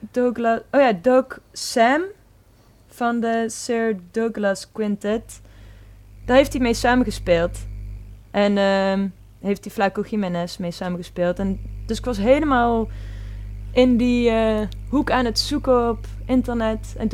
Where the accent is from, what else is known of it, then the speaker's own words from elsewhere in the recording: Tilburg, North Brabant, Netherlands; now in Vessen, Netherlands; ik ben 23 jaar. Ik kom uit Tilburg en ben woonachtig in Vessen.